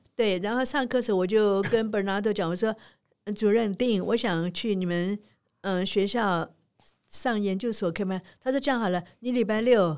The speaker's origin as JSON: {"language": "Chinese", "town": "Changzhou", "region": "Jiangsu", "country": "China", "tie": "born or raised there", "moved": "yes", "lives_now": "Taiwan", "said": "我生在江苏常州"}